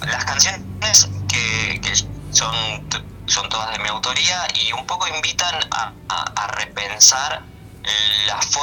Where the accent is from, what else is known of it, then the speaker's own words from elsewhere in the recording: Patagonia, Argentina; Vengo desde Patagonia